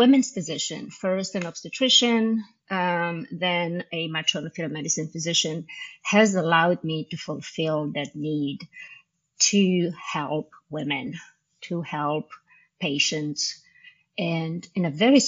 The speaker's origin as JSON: {"language": "English", "country": "Romania", "also_born_or_lived": "Indiana", "second_language": "English", "moved": "as an adult", "lives_now": "United States", "said": "in Romanian because I did not speak English at the time"}